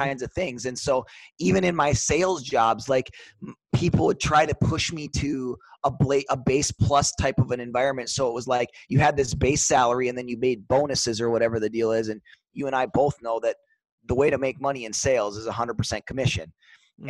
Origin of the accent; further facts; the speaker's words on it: Superior, Wisconsin, United States; also born or lived in Duluth, Minnesota; grew up in a uh, small town. I guess relative small town is kind of relative. Twenty eight thousand people, Superior, Wisconsin.